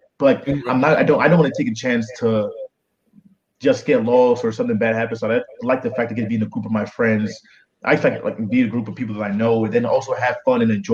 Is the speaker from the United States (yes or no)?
yes; Boston, Massachusetts, United States; also born or lived in Nigeria; I used to say I'm from Boston.